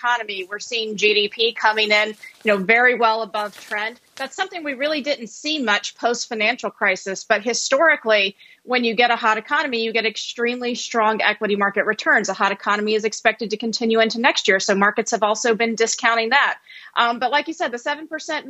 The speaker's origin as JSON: {"language": "English", "region": "Alabama", "country": "United States", "tie": "born or raised there", "moved": "yes", "said": "I am from the South. I grew up in Alabama"}